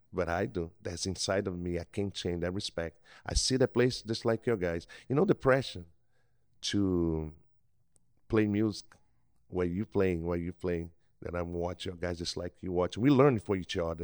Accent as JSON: {"language": "English", "country": "Brazil", "second_language": "English", "moved": "as an adult", "lives_now": "Mississippi Gulf Coast, United States", "said": "I'm from Brazil. I've been here for a while."}